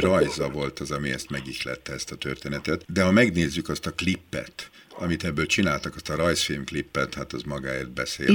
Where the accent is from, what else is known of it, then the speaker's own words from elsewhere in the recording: Budapest, Hungary; én benyerekeskedtem Budapest belvárosába, a Párizsi udvar című házban, én ott nőttem föl